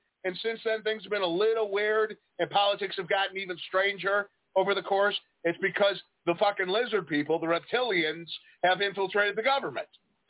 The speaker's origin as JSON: {"language": "English", "town": "Prospect Heights", "region": "Illinois", "country": "United States", "tie": "born or raised there", "said": "I grew up in Prospect Heights, Illinois, suburb of Chicago"}